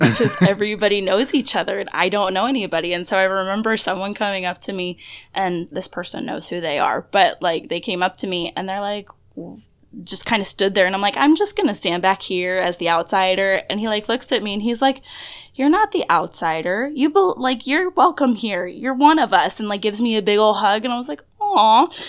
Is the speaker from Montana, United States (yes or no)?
no; Florida, United States